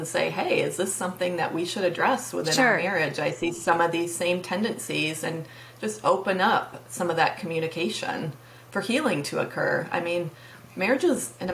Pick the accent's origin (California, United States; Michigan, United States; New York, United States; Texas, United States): Michigan, United States; moved away as an adult; also born or lived in Tennessee; last year we moved back to Michigan. My hometown